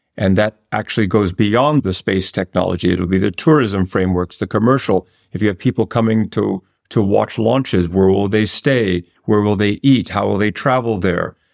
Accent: New York, United States; not only an American, but as a New Yorker

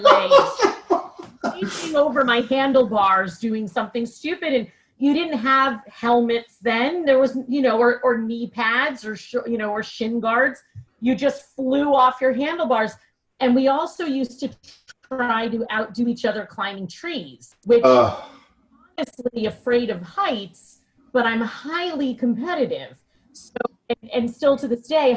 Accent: Katonah, New York, United States; also born or lived in Mount Kisco, New York / Boston; now in Connecticut, United States; I was raised in Westchester in a town called Katona

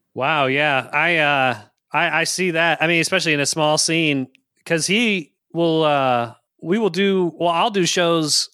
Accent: Richmond, United States; I grew up in Richmond, so I'm ex-, exposed to country by osmosis

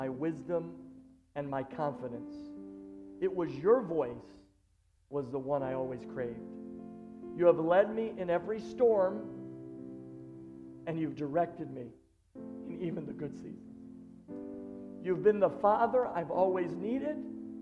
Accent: Buffalo, New York, United States; moved away as an adult; now in Long Island, United States; I'm just a nobody kid from Buffalo, New York that grew up to just pastor a church in Long Island.

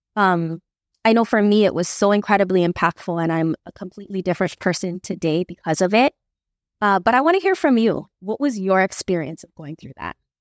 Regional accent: Makaha, Hawaii, United States; I grew up in Makaha my entire life

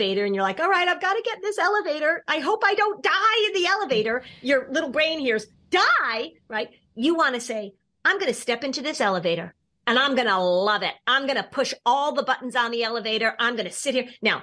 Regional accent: Hartford, Connecticut, United States; moved away; Hartford, which, by the way, is my hometown, actually. I grew up watching WFSB

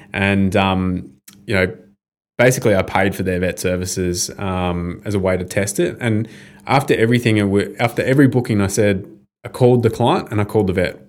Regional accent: Bendigo, Victoria, Australia; growing up in Bendigo, I was one of like a handful of Indigenous kids there

